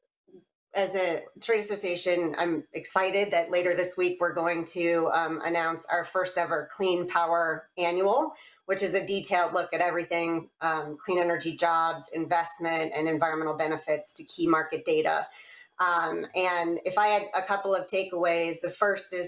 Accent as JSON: {"language": "English", "region": "Iowa", "country": "United States", "tie": "born or raised there", "said": "Iowa, importantly my home state"}